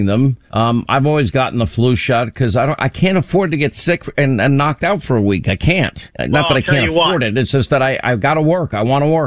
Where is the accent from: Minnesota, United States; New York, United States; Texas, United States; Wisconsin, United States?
New York, United States; Long Island; moved away as an adult; also born or lived in Rhode Island / California / Alabama / Georgia; I grew up in Long Island